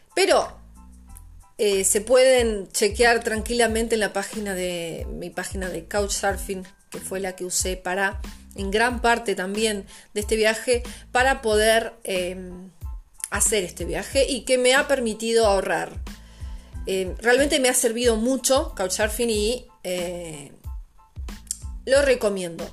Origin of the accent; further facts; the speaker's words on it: Argentina; moved away as an adult; also born or lived in La Plata; now in Portugal; yo salí de Argentina en agosto del 2019 sin pasaje de ida